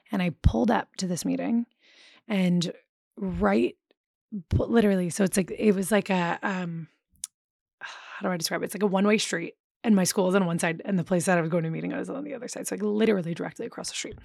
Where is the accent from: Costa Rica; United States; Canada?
United States; Philadelphia, Pennsylvania; moved away as an adult; also born or lived in New Orleans; I grew up in Philadelphia